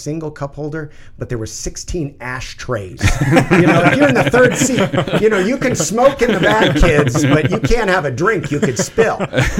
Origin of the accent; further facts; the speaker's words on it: Virginia, United States; born there; I was born in Virginia, as a matter of fact.